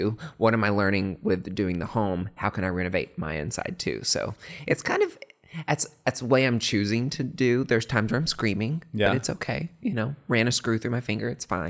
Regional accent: Morristown, Tennessee, United States; it's funny because I grew up on a farm, like in East Tennessee, like country kid. No. I had to lose my accent a little bit when I went to Vandy because everybody made fun of me.

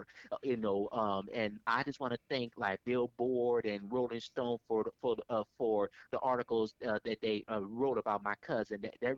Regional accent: Richmond, California, United States; growing up in the 80s, especially the 80s in Richmond

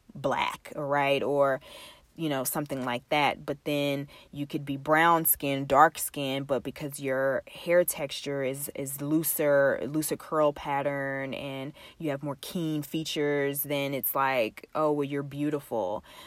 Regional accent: Texas, United States; We are from the South, um, from Texas, to be exact

